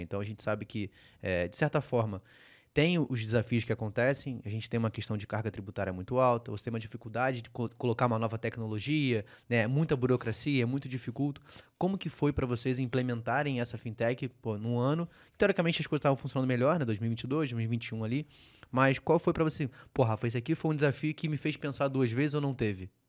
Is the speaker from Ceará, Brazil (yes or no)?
no; Rio de Janeiro, Brazil; Eu sou carioca